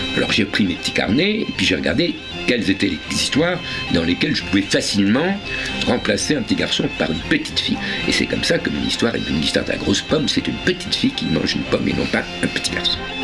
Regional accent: Paris, Île-de-France, France; l'endroit où j'habitais quand j'étais enfant, c'est-à-dire à Avenue l'Observatoire

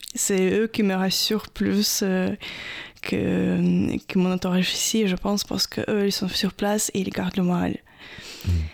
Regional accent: Odesa, Odesa Oblast, Ukraine; French is a second language; moved away as an adult; now in France; Je viens du sud d'Ukraine, plus précisément d'Odessa

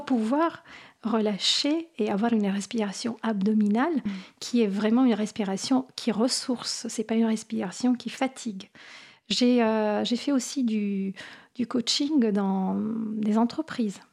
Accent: Apulia, Italy; French is a second language; now in France; j'ai grandi en Italie

